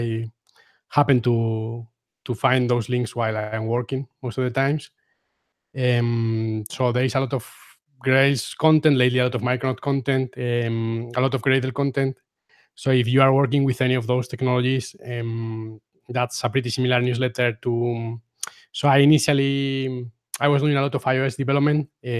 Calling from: Guadalajara, Castilla-La Mancha, Spain; I am podcasting from Guadalajara, Spain. So that's like 50 kilometers away from Madrid in the center of Spain.

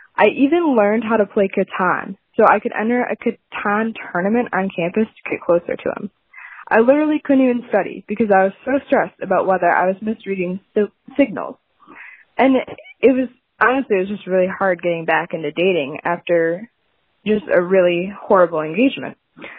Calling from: Grand Rapids, Michigan, United States; So I'm calling from Grand Rapids

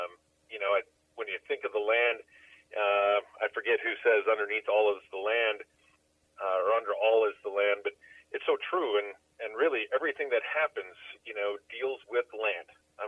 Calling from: Casper, Wyoming, United States; also born or lived in Minnesota; I'm calling out of central Wyoming, a little town called Casper.

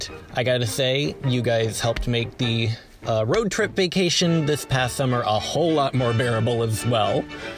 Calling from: Sheboygan, Wisconsin, United States; Hey, Mike and Dave … I am from Sheboygan, Wisconsin

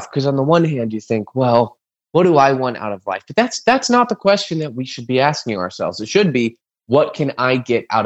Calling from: Ohio, United States; I'm calling you from Ohio. We're open carry.

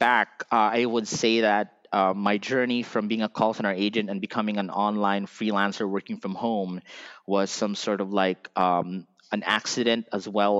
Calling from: Philippines; we're calling from the Philippines to other countries.

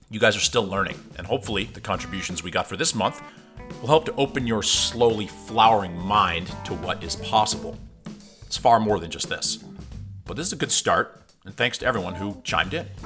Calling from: Eden, Utah, United States; also born or lived in Colorado; from Eden, Utah here. I want to give a shout out to Nordic Valley, the smallest ski area in Utah. Um, I moved here from Colorado.

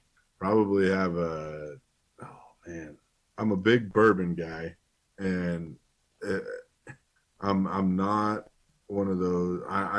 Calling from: Archer City, Texas, United States; I'm in Archer City, Texas, a little small town southwest of Wichita Falls. It's a town. It doesn't even have a stoplight in it.

